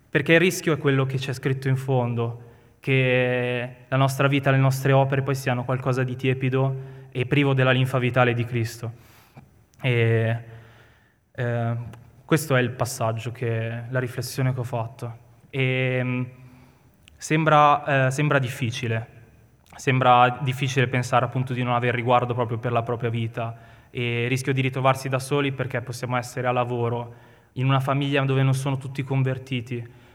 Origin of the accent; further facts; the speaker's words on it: Milan, Lombardy, Italy; noi siamo milanesi